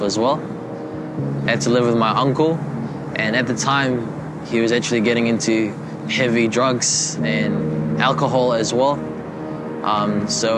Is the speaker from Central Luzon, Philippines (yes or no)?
no; Quezon City, Metro Manila, Philippines; moved away; I was born in Manila, Philippines, in a little suburb called Quezon City. I lived in the slums of the Philippines